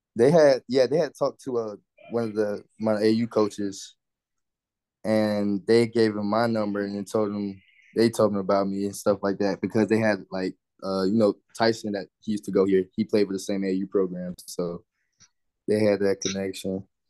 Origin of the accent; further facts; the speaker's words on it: Orlando, Florida, United States; I grew up in Orlando my whole life